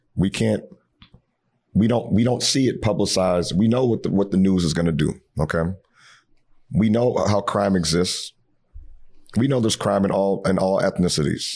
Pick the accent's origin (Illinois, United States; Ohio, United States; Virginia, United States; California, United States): Ohio, United States; Cincinnati; now in Minneapolis, United States; I'm not from Minneapolis. I'm from Cincinnati originally, but I call this home.